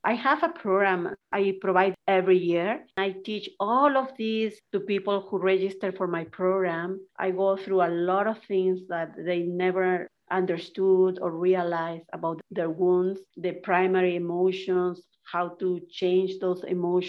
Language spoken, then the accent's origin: English; Peru; moved away; I was raised in Peru.